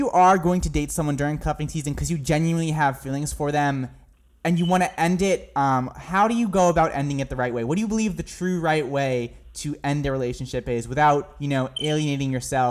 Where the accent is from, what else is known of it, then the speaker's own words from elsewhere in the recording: New Hampshire, United States; I'm from New Hampshire. That's where I'm from.